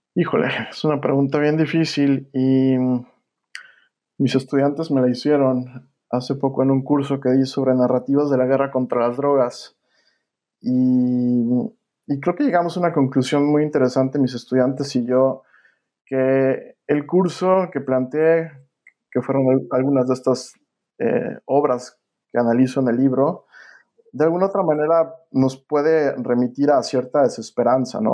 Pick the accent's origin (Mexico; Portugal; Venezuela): Mexico; now in United States; mi país